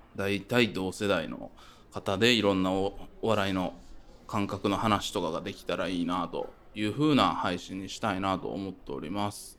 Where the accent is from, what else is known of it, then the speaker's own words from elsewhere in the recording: northern Kyoto Prefecture, Japan; 僕、京都の北部出身